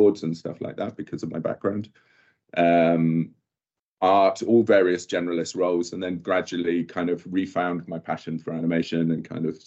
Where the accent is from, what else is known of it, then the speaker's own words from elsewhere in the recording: Bristol, South West England, United Kingdom; I'm from Bristol